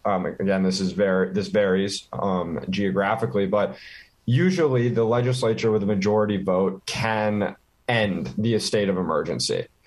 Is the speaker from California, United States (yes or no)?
no; Washington D.C. area, Virginia, United States; moved away as an adult; also born or lived in Minnesota; now in Minneapolis, United States; I'm originally from the Washington D.C. area, actually, which is I think a big factor in my interest in, in politics and economics. I really grew up, um, you know, right next to the heart of politics in this country